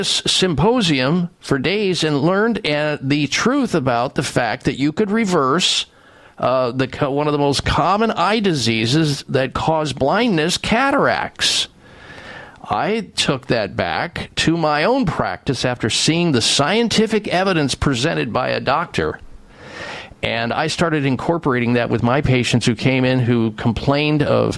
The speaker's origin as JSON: {"language": "English", "region": "Midwest", "country": "United States", "tie": "born or raised there", "said": "They didn't tell me about eating well when I was young, growing up in the Midwest"}